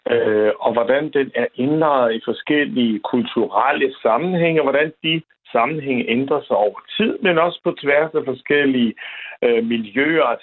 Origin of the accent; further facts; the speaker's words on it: Southern Jutland, Southern Denmark, Denmark; da jeg voksede op i Sønderjylland